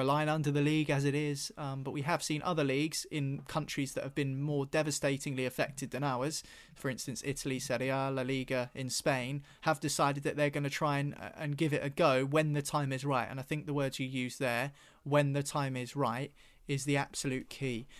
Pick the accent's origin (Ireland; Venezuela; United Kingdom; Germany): United Kingdom; It's part of our identity as British people.